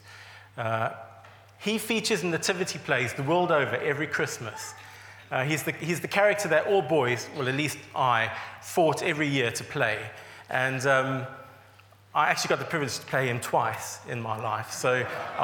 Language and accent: English; South Africa; moved away as an adult; also born or lived in England; now in United Kingdom; you're not guessing the accent, I am from South Africa originally, and I came over around about 17 years ago now